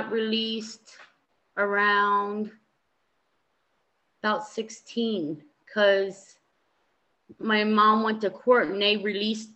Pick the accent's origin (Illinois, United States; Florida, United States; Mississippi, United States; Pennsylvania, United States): Pennsylvania, United States; East Berlin; also born or lived in Perry County, Pennsylvania / Lancaster, Pennsylvania; I grew up in East Berlin, Pennsylvania